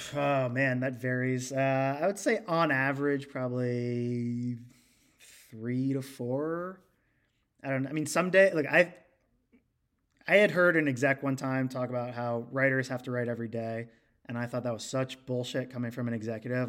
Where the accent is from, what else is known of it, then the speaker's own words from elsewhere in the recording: Cincinnati, Ohio, United States; I'm from Cincinnati